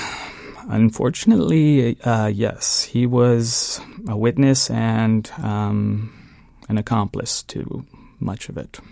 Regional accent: San Diego, California, United States; also born or lived in Cleveland, Ohio; I moved there at a very young age. I might have been three, four years old when, uh, my father and my mother and I relocated to San Diego

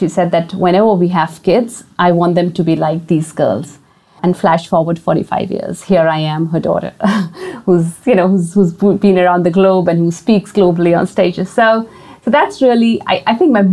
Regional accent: India; I grew up in a boarding school. I mean, I went to a boarding school because I'm originally from India

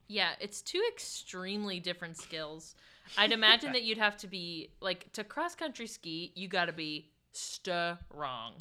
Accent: Pittsburgh, Pennsylvania, United States; I'm from Pittsburgh, which is, like, kind of north.

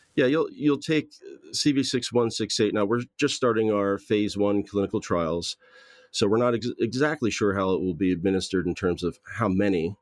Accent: Southern New Jersey, United States; moved away as an adult; also born or lived in Philadelphia / Los Angeles, California; now in Belfast, United Kingdom; I grew up in Southern New Jersey

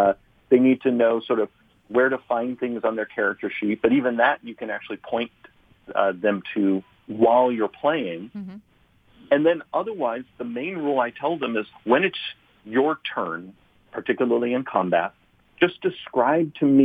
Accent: San Luis Obispo, California, United States; I grew up in San Luis Obispo, California, which is, you know, a relatively small university town.

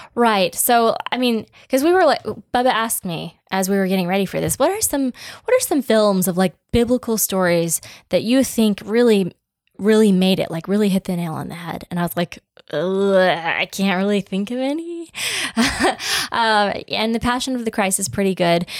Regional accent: United States

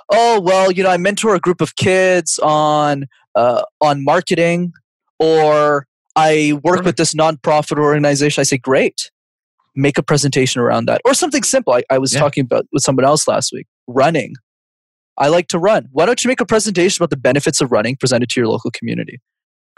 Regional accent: Montreal, Quebec, Canada; I grew up in Montreal, cause I'm from Canada

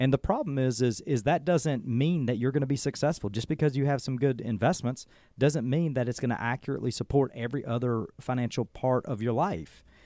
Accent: Adairsville, Georgia, United States; moved away as an adult; now in Cartersville, United States; Adair's was home, and, you know, as small as that community is

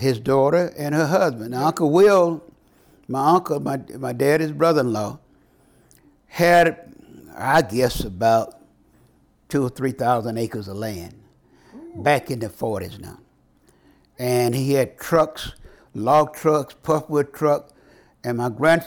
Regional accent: Marion, Louisiana, United States; born or raised there

